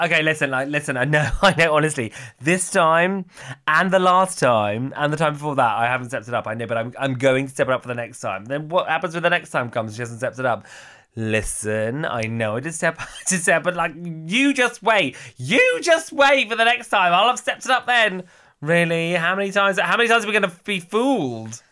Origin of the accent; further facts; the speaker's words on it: Cornwall, South West England, United Kingdom; moved away; I'm originally from Cornwall